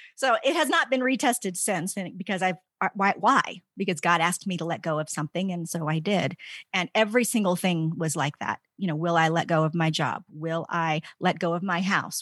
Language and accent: English; D.C., East Coast, United States; moved away as an adult; also born or lived in Virginia Tech; now in Colorado, United States; I grew up in the East Coast, outside of Washington, D C. I was there my entire life